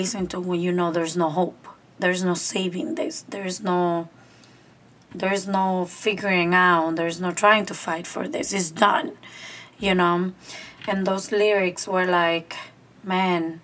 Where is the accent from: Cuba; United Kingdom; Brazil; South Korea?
Cuba; moved away; my hometown's park